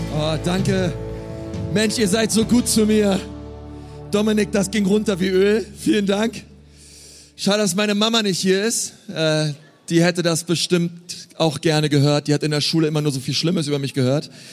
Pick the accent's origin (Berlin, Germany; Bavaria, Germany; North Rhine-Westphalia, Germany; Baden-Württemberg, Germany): Berlin, Germany; Ich bin in Berlin groß geworden.